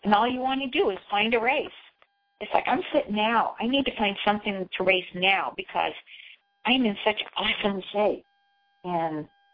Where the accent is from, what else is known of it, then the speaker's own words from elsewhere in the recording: Indiana, United States; moved away as an adult; also born or lived in California / Colorado; I was from Indiana, like you, and there was not a whole lot of diversity back in the 50s and 60s.